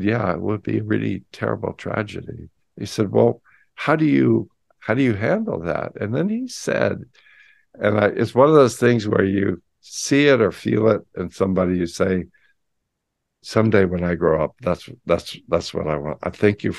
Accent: San Francisco, California, United States; I grew up in San Francisco in the 60s

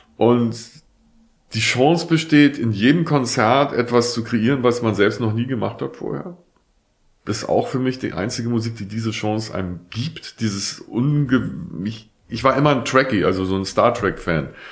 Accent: Hamburg, Germany; ich bin in Hamburg geboren und da aufgewachsen

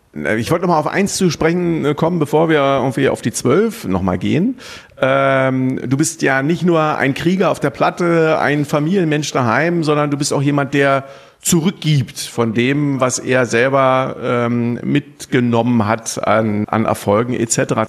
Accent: Berlin, Germany; moved away; ich bin in Berlin äh, geboren, meine Eltern leben auch noch in Berlin

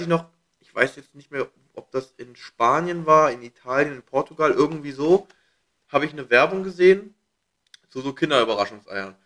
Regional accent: Hanover, Lower Saxony, Germany; now in Berlin, Germany; wieder zurück nach Hannover

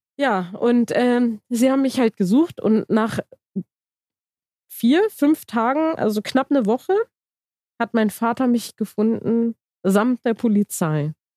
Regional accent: Germany; Ich bin in Deutschland geboren

